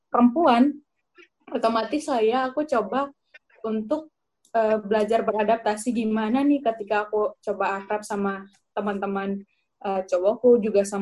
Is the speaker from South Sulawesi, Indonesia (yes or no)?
no; Sumba, East Nusa Tenggara, Indonesia; Um, di situ kulturnya otomatis beda ya antara di tempatku di Sumba sama Kupang.